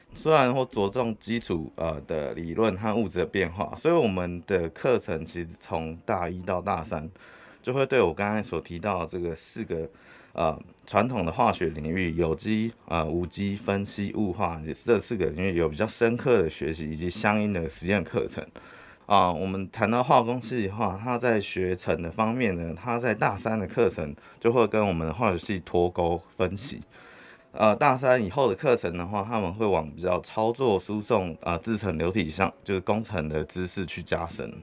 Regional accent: Hualien, Hualien County, Taiwan; moved away as an adult; 我故乡是在花莲

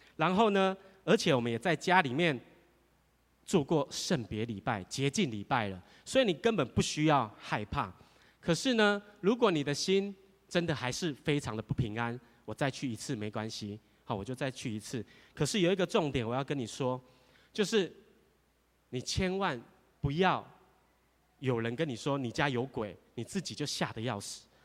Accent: Taiwan; 我们台湾话

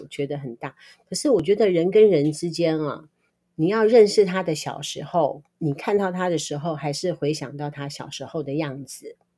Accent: Taiwan; 我们台湾人到美国去留学啊，还是到那个地方去打天下

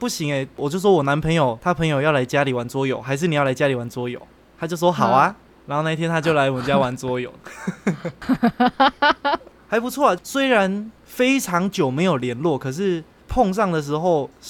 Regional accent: Xinying, Tainan, Taiwan; now in Taipei, Taiwan; 因为我们都是新营人嘛，我们是同一个高中的，然后我们都是台南人。

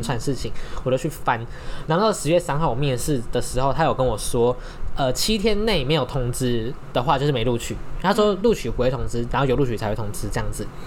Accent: northern Taiwan, Taiwan; 我们是北部人

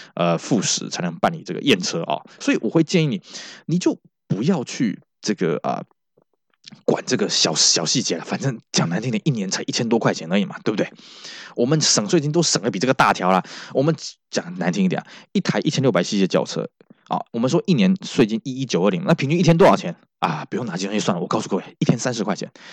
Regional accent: Taiwan; 我们台湾这边

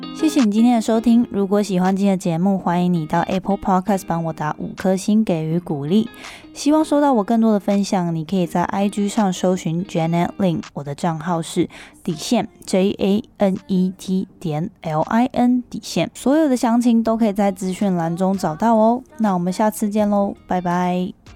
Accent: Hualien, Hualien County, Taiwan; now in Northern Taiwan; 因为我是花莲人嘛，那花莲就是我也就北漂了啦，那但是每次回去就会觉得说，啊，花莲其实是一个很好的地方，那家人也都在那边

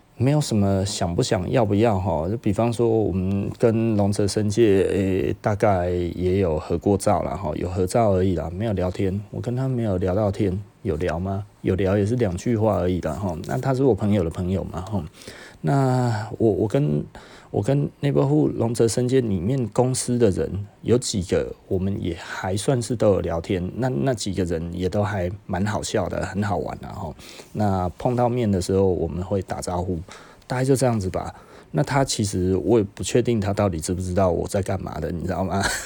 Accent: Taiwan; 我们台湾人

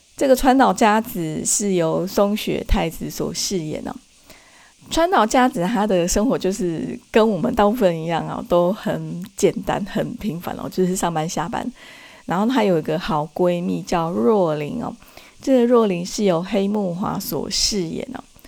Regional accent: Taiwan; 在我们台湾那边

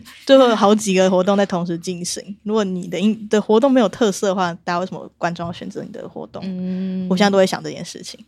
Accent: Chiayi, Taiwan; 因为我也是嘉义人，所以就特别想要回嘉义工作

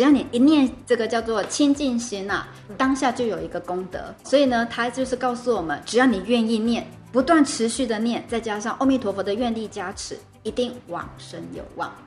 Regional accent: Taiwan; moved away; 我可能要回去我的故乡，回台湾

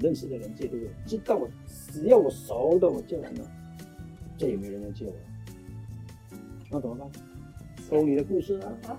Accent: Malaysia; now in Singapore; 我本来是马来西亚人，在新加坡工作迟了

